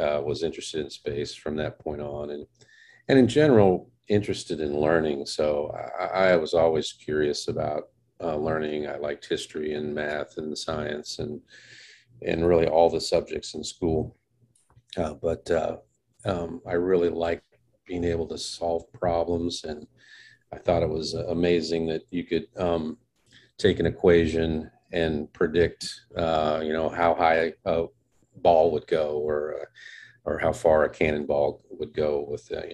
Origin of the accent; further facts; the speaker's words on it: Casper, Wyoming, United States; I grew up in Casper, Wyoming, which is the largest city in Wyoming